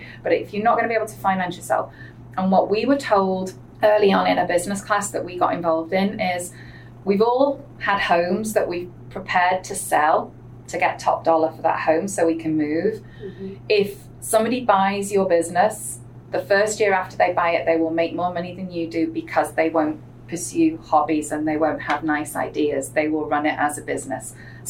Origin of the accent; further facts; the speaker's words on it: England, United Kingdom; accent: English; And anybody who is from England can hear in my accent, they know exactly that I don't come from a wealthy background. I know Americans just hear an English accent, but I didn't grow up with that education.